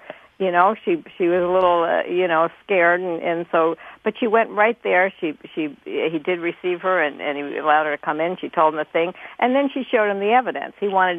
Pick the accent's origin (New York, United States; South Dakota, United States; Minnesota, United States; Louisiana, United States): New York, United States; New York City; I grew up in New York City, and I went to a Harlem church in 1962